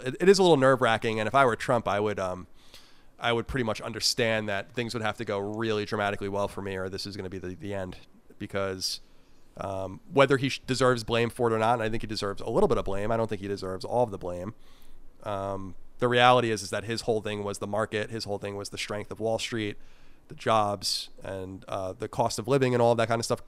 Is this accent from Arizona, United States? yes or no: no; New York, United States; also born or lived in California; now in Virginia, United States; I'm from New York, and it's a different um, a different beast there